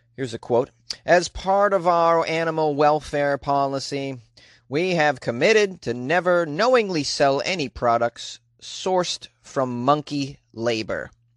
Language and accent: English; United States; I'm an American.